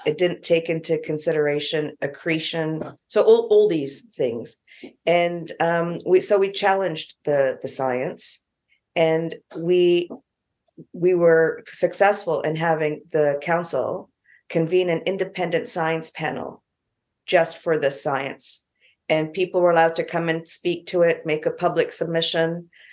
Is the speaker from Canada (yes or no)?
yes; Canada; now in New Zealand; I'm Canadian, a few years ago, I was back in Canada